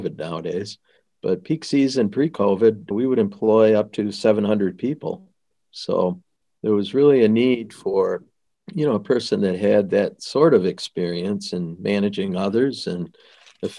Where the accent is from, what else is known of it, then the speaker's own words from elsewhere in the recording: Lansing, Michigan, United States; also born or lived in Des Moines, Iowa; I grew up in Lansing